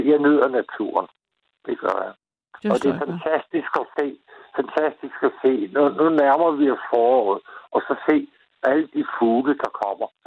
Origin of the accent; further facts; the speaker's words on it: Copenhagen, Capital Region of Denmark, Denmark; moved away as an adult; now in Lolland, Denmark; Jeg er opvokset i København.